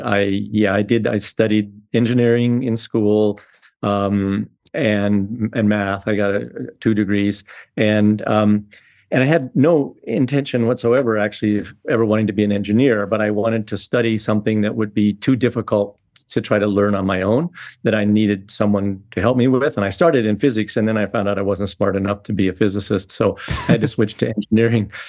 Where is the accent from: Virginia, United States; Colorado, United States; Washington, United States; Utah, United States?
Colorado, United States; Boulder; I've been growing up in Boulder, Colorado in the sixties.